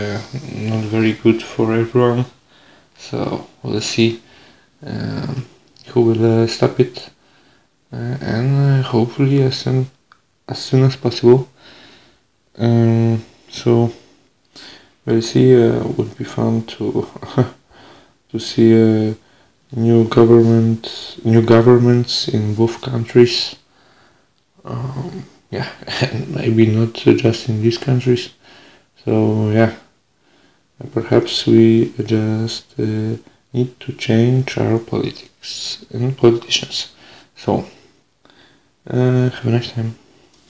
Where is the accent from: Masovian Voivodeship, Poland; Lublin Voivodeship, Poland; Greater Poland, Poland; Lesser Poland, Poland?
Lublin Voivodeship, Poland; Biała Podlaska; English is a second language; also born or lived in Veendam, Netherlands; now in Winschoten, Netherlands; I was born on 15 o'clock on Wednesday in Biała Podlaska in Poland, near the border with Belarus